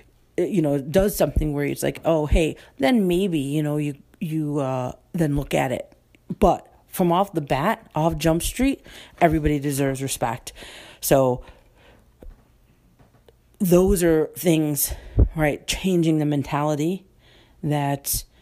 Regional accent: United States; I'm an American first

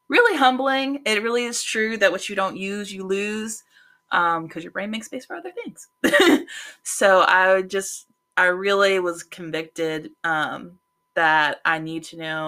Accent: Florida, United States; first language English; moved away; also born or lived in Texas; I was originally raised in Florida, which has a large Hispanic population

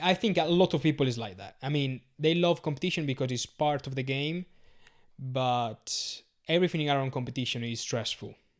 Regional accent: Sardinia, Italy; English is a second language; moved away as an adult; also born or lived in Glastonbury; now in London, United Kingdom; I'm from Sardinia

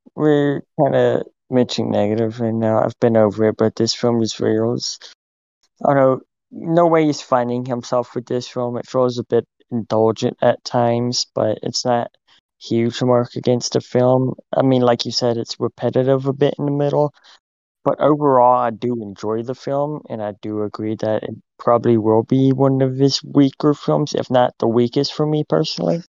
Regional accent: United States; we're American and not French

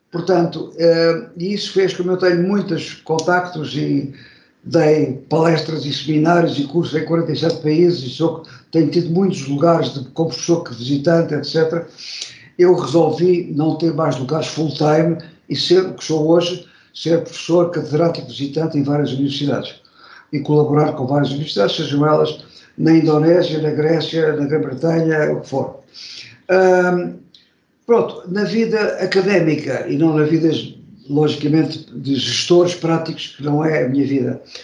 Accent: Portugal; moved away as an adult; also born or lived in Sheffield, England; nasci em Portugal, mas estive 42 anos fora, só agora que estou a regressar

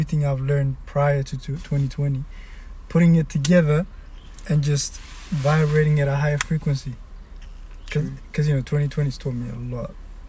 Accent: New Zealand; I grew up in New Zealand.

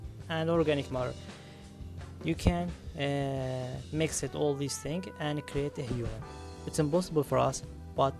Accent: Ramallah, West Bank, Palestine; I'm from Ramallah, it's in Palestine.

